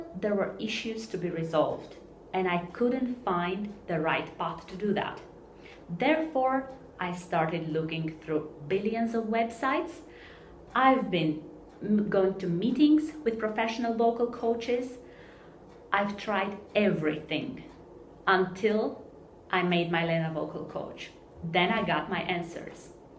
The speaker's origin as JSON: {"language": "English", "country": "Romania", "said": "I'm coming from Romania."}